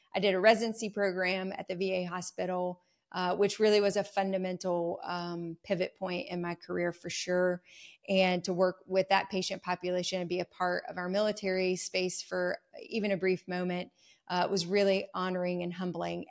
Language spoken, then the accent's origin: English; North Carolina, United States; I'm a North Carolina native. I have not strayed far from home